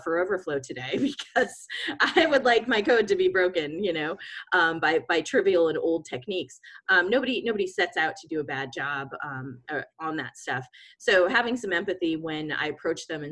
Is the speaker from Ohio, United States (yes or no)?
no; Boston, Massachusetts, United States; moved away as an adult; now in San Francisco, United States; I grew up in Boston